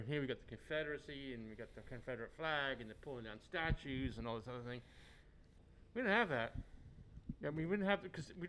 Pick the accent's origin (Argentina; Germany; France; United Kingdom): United Kingdom; England; moved away; I grew up in England.